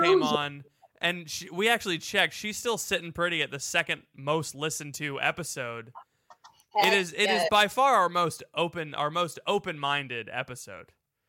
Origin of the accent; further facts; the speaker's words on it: Florida, United States; I'm from Florida